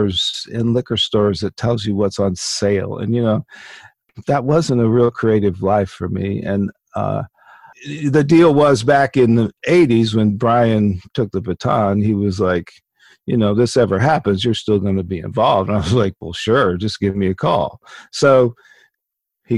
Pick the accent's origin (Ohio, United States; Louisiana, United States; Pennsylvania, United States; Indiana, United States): Indiana, United States; Evansville; also born or lived in Bloomington, Indiana; as much as I didn't want to move back to my hometown